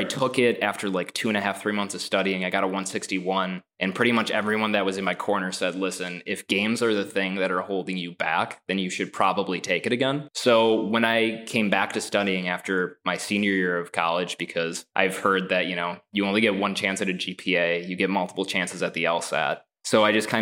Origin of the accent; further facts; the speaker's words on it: Northeast Wisconsin, United States; I'm originally from Northeast Wisconsin